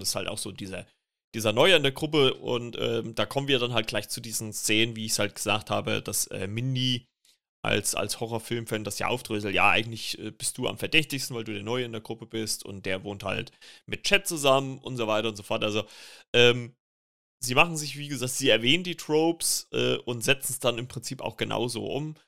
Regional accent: Germany; bei uns in Deutschland

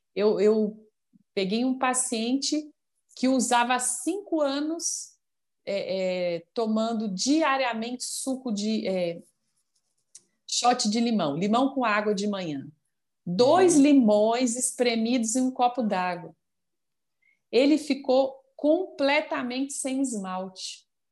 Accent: Minas Gerais, Brazil; accent: mineiro; moved away as an adult; now in Brasília, Brazil; o costume, o sotaque está sempre aí, né? O jeitinho é. do, do mineiro.

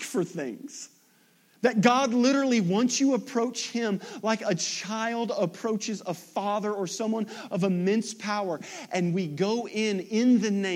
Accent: Kennett, Missouri, United States; I grew up in Kennett

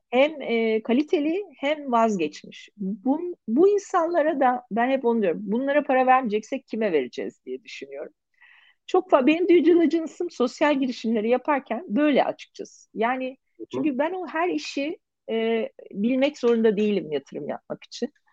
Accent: Turkey; biz Türkler olarak

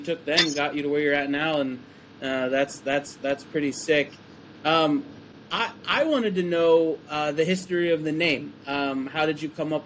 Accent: Pennsylvania, United States; moved away; also born or lived in Nebraska; I'm from Pennsylvania. But I spent about 6 years in Nebraska

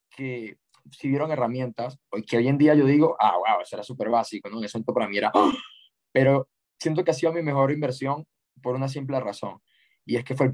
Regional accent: Ecuador; a crear y fundar la primera agencia de lanzamientos y embudos de venta en mi país y, y tengo fe que, que, va a ser enorme

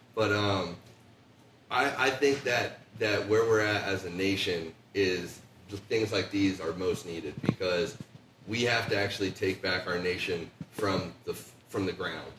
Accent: Licking County, Ohio, United States; also born or lived in Columbus, Ohio; I uh, just moved to Columbus in April from uh, Licking County, so I'm born and bred in Ohio, but uh, new to Columbus.

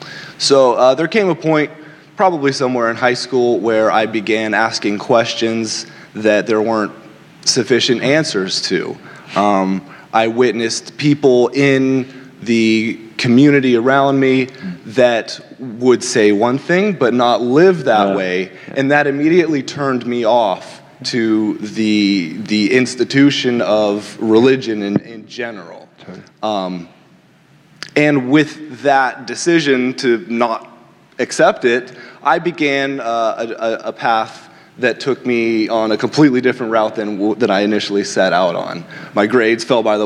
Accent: California, United States; now in Washington, United States; I am originally from the state of California

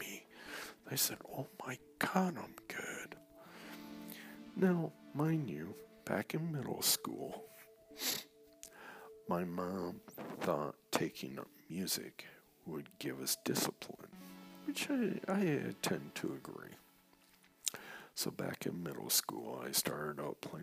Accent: Saginaw, Michigan, United States; also born or lived in East Lansing, Michigan; Started a band back in my hometown, Saginaw, Michigan

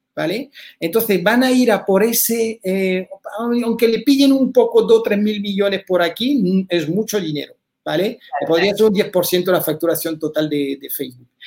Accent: France; moved away as an adult; now in Spain; soy francés de familia española

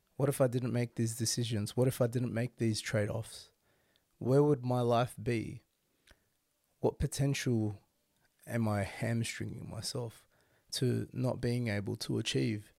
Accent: Sydney, New South Wales, Australia; Being born and bred in Sydney and raised in Sydney, this is my life

